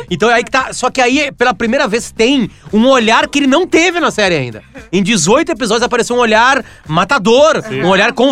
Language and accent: Portuguese; Alegrete, Rio Grande do Sul, Brazil; Porque eu fui criado no Alegrete